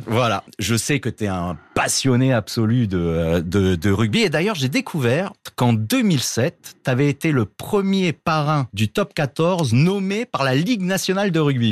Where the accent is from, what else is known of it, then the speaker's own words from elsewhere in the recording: Perpignan, Occitania, France; je viens de Perpignan